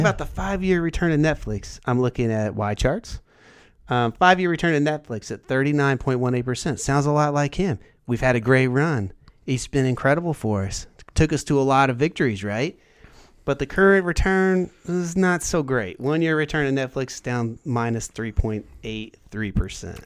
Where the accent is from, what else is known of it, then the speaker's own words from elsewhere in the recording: Indiana, United States; I'm from Indiana